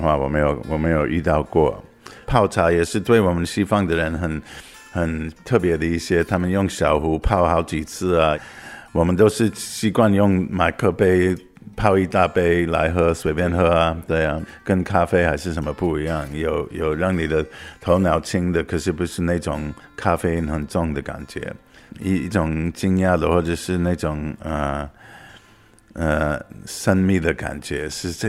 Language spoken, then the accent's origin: Chinese; United States; Chinese is a second language; 我来自美国。